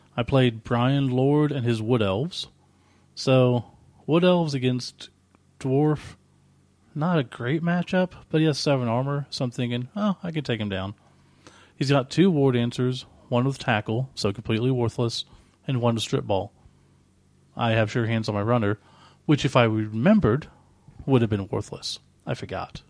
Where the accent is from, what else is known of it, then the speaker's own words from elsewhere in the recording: Oklahoma, United States; we're from Oklahoma